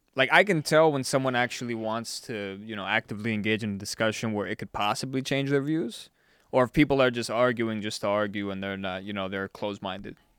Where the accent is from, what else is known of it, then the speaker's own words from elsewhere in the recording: South Florida, United States; now in Las Vegas, United States; growing up in South Florida